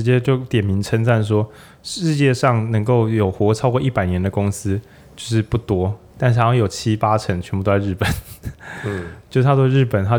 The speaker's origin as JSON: {"language": "Chinese", "region": "Changhua County", "country": "Taiwan", "said": "或者我是彰化人嘛，那种控肉饭那种店"}